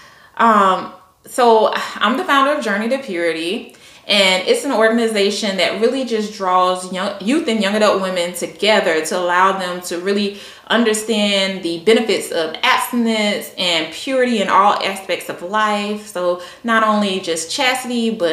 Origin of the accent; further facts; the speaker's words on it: Columbia, South Carolina, United States; moved away as an adult; now in Virginia, United States; I'm from Columbia, South Carolina, born and raised.